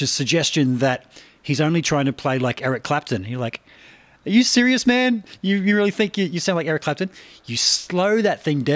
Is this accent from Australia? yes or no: yes; Australia; growing up in Australia over here